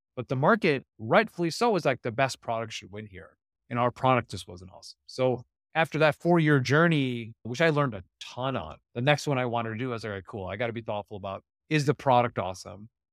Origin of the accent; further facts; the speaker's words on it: Ohio, United States; also born or lived in Silicon Valley; now in Irvine, United States; I grew up in Ohio